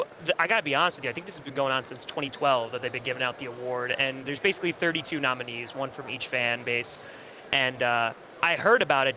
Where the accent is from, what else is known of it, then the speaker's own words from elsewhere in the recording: New York, United States; I'm from New York, and I've been a Packers fan since I was six.